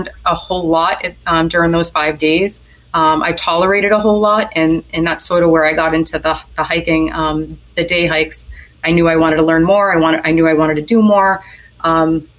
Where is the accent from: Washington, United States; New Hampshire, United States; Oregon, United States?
New Hampshire, United States; now in Kentucky, United States; my home state in New Hampshire